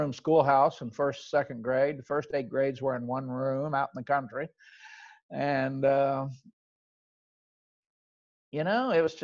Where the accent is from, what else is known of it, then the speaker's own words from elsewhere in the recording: Oklahoma, United States; I grew up in Oklahoma. I tell everybody I grew up on a little farm